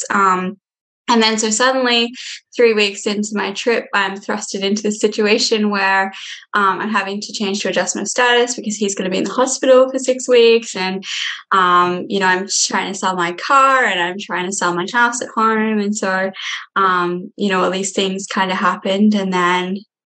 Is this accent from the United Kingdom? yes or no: no; Australia; moved away as an adult; now in Minnesota, United States; I'm from Australia